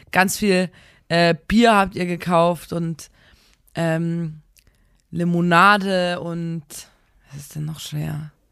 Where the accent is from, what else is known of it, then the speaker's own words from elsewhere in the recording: Chemnitz, Saxony, Germany; Wir sind eigentlich Experten auf dem Gebiet, denn wir kommen aus Chemnitz.